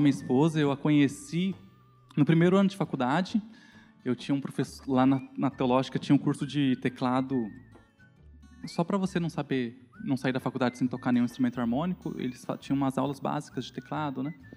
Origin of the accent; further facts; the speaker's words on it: São Paulo, Brazil; also born or lived in Guarulhos; Eu cresci na Zona Leste, no bairro do Itaim Paulista